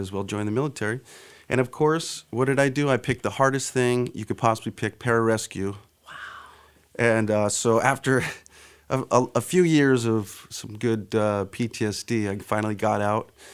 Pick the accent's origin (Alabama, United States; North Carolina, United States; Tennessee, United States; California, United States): California, United States; San Diego; moved away as an adult; also born or lived in Albuquerque, New Mexico; Born and raised in Ocean Beach, San Diego